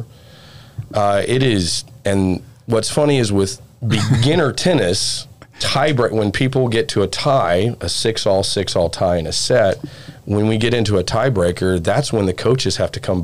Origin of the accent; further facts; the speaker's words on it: East Texas, United States; I'm from East Texas